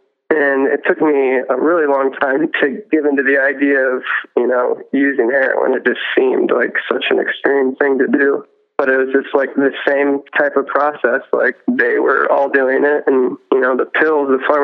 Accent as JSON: {"language": "English", "town": "Fort Wayne", "region": "Indiana", "country": "United States", "tie": "born or raised there", "said": "I grew up in Fort Wayne, Indiana"}